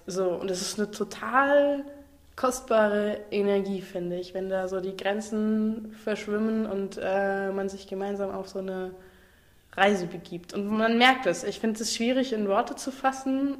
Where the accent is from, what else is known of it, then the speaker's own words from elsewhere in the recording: Fitten, Saarland, Germany; now in Freiburg, Germany; Ich komme ursprünglich aus dem Saarland, aus einem ganz kleinen Kaff namens Fitten, direkt neben Ballern